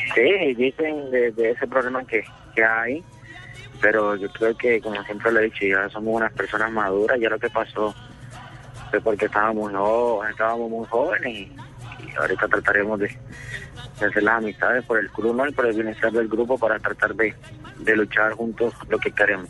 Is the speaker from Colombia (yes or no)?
yes; Palmar de Varela, Atlántico, Colombia; also born or lived in Cali; now in Barranquilla, Colombia; la gente de mi pueblo